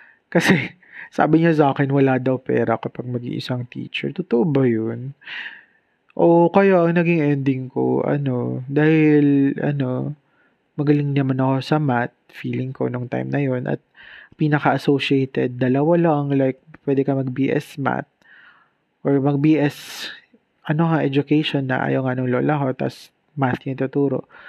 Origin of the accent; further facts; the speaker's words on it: Bicol Region, Philippines; premier state university dito sa amin sa Bicol